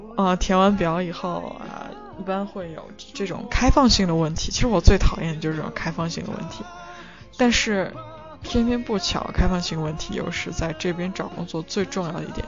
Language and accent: Chinese; China; moved away as an adult; now in United Kingdom; 我们中国人也是蛮擅长的